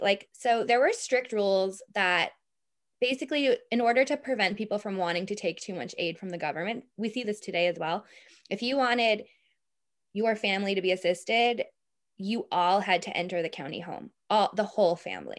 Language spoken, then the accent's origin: English; Boston, Massachusetts, United States; now in Ireland; I'm from Boston